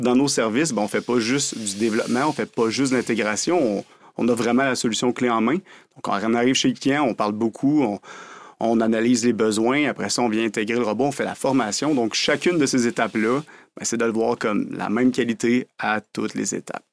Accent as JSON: {"language": "French", "town": "Drummondville", "region": "Quebec", "country": "Canada", "tie": "born or raised there", "also_born_or_lived": "Montreal / Sherbrooke", "said": "je suis né à Montréal, mais on va dire un gars de Drummondville, en fait. J'ai vécu ma vie à Drummondville"}